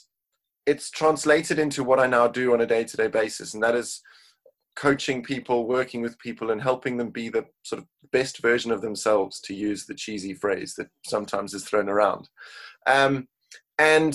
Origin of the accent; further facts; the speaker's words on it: Cape Town, Western Cape, South Africa; now in United Kingdom; originally born and raised in Cape Town, South Africa, I now live in the UK